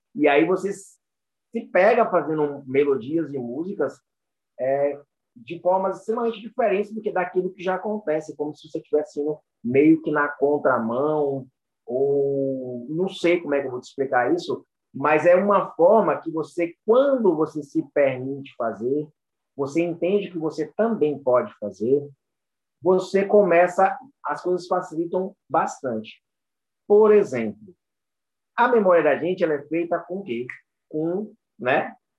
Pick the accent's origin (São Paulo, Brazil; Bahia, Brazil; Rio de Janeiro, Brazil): Bahia, Brazil; Itabuna; Aqui em Itabuna, né? Bahia, sul da Bahia. E fui treinando capoeira, né? Aqui a gente sempre teve um, um, uma característica de muito treino, pessoas muito famosas que saem da minha cidade